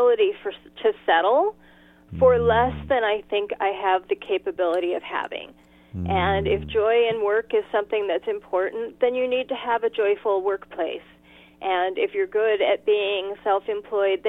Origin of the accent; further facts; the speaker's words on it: Los Angeles, California, United States; moved away as an adult; now in Washington State, United States; I grew up in L.A., in the San Fernando Valley